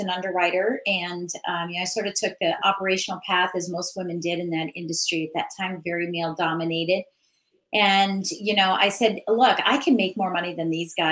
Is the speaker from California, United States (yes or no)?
no; Virginia, United States; I'm from Virginia. I'm in Northern Virginia